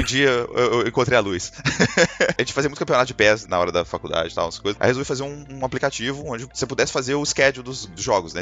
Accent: Juiz de Fora, Minas Gerais, Brazil; moved away as an adult; now in Canada; eu sou de Juiz de Fora, Minas Gerais

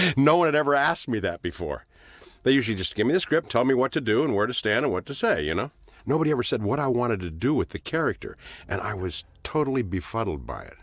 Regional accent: Los Angeles, California, United States; Born in Hollywood, Hollywood Presbyterian Hospital

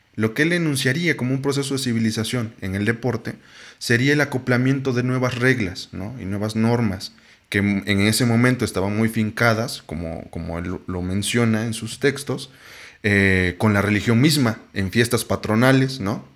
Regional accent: Oaxaca, Mexico; yo soy de Oaxaca

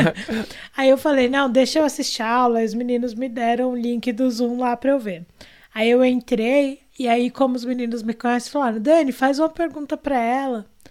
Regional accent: Brazil; somos brasileiros, somos pessoas negras vivendo nesse país Brasil maluco

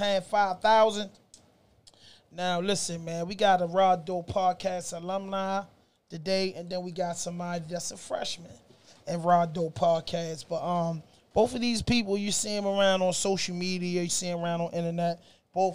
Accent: Baltimore, Maryland, United States; us from West Baltimore

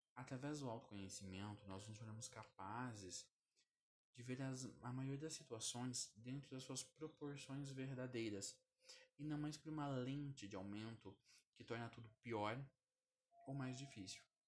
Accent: Curitiba, Paraná, Brazil; Eu tenho 28 anos e sou de Curitiba

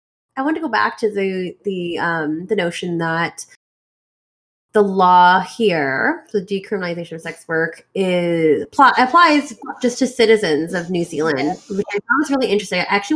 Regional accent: Canada; I'm Canadian.

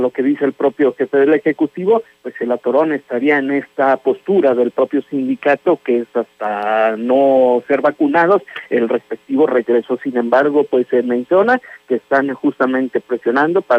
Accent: Mexico; No, el que llegue, todos somos mexicanos.

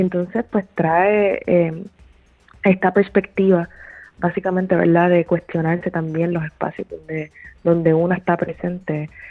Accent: Puerto Rico; moved away as an adult; also born or lived in New York City, United States; now in Los Angeles, United States; desde que me mudé a la ciudad de Nueva York regresé a Puerto Rico

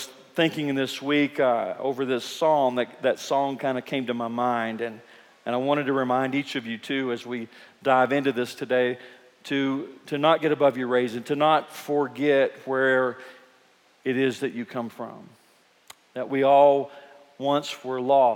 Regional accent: Eastern Kentucky, United States; we're from Kentucky. We're from Eastern Kentucky, and we grow up with a lot of musicians

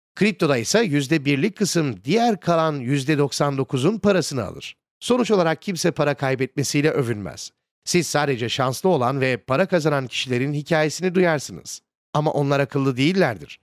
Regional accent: United States; benim memleketim olan Amerika Birleşik Devletleri'nde

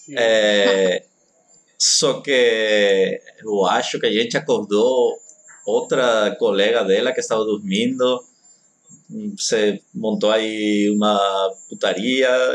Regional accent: Spain; Portuguese is a second language; now in Brazil; eu sou espanhol

